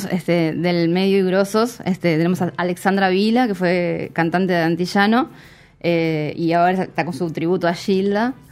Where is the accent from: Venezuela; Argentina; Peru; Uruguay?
Uruguay; Montevideo; Sí, soy de Montevideo.